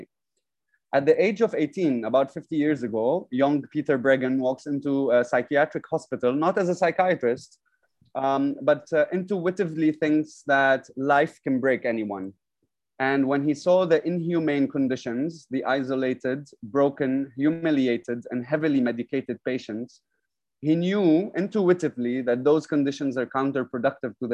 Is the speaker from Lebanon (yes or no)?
yes; Lebanon; now in Dubai, United Arab Emirates; I'm from Lebanon